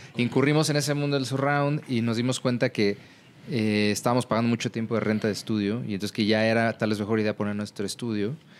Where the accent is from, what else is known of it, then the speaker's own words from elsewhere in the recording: State of Mexico, Mexico; moved away as an adult; now in Mexico City, Mexico; yo viví pues, toda mi adolescencia en el Estado de México y vine a la Ciudad de México a pues de regreso porque nací aquí